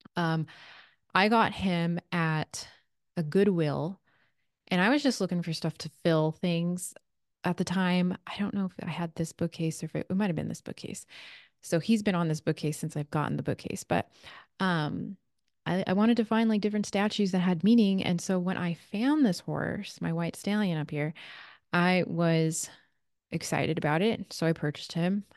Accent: Redondo Beach, California, United States; now in Sedona, United States; I grew up in Redondo Beach, California

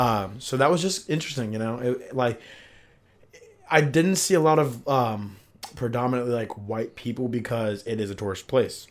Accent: Columbus, Ohio, United States; also born or lived in Sevierville, Tennessee / Pickerington, Ohio; I'm an Ohio boy, Columbus boy

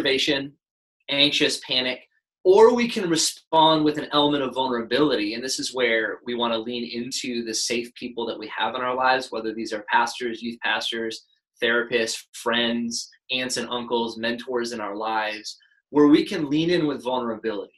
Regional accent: United States; we as an American people

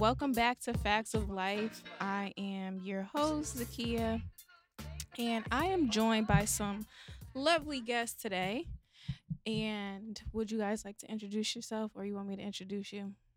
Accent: New Haven, Connecticut, United States; moved away; New Haven, Connecticut, my hometown

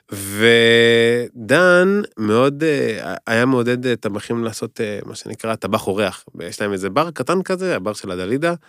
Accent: Kfar Saba, Central District, Israel; moved away as an adult; now in Tel Aviv, Israel; אני יליד כפר סבא, נולדתי, גדלתי בכפר סבא

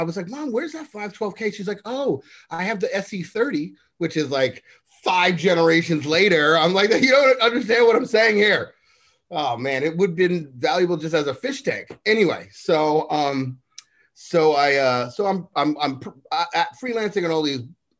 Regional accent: New York City, New York, United States; growing up in Harlem

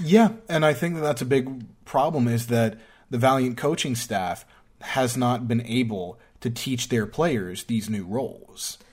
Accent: New York, United States; I'm from New York.

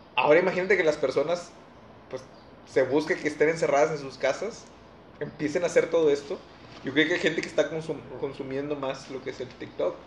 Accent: Mexico; nosotros como mexicanos

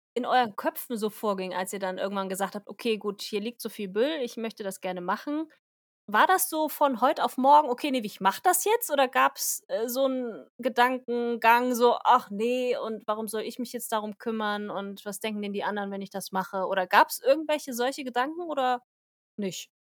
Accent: Germany; bei uns in Deutschland

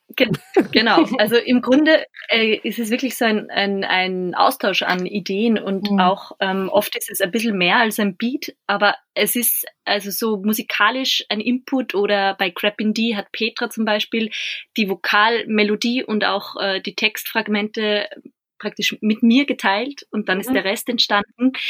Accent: Bad Hall, Upper Austria, Austria; born or raised there

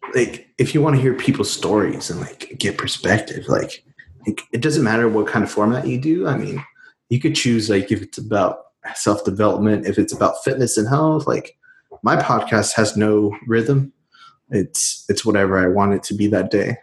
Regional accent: Houston, Texas, United States; Houston, Texas

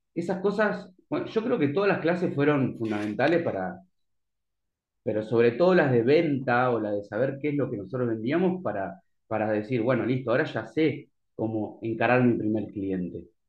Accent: Santa Fe, Argentina; moved away; yo soy de Santa Fe, por ejemplo, vivo acá

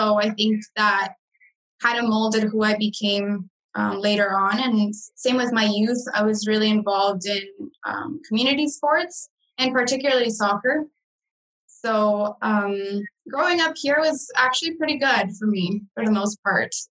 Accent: Canada; I grew up basically in Canada. So I was, I dove in right in with the knowing the language um, right away.

